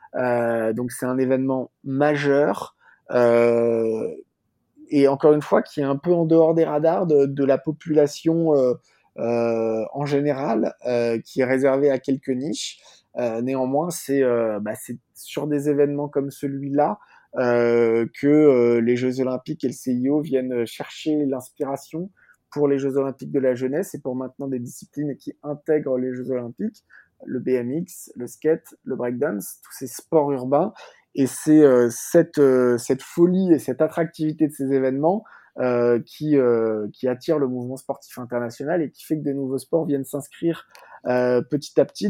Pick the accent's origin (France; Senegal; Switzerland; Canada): France; en tant que Français